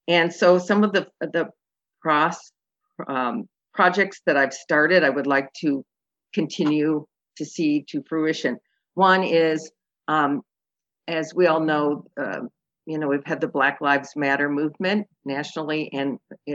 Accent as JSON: {"language": "English", "town": "Elgin", "region": "Illinois", "country": "United States", "tie": "born or raised there", "also_born_or_lived": "Athens, Greece / New York City", "said": "I grew up here in Elgin and on Prospect Street. Now I think it's called Prospect Boulevard. And In a big family, in the 50s and 60s, I have five brothers and sisters."}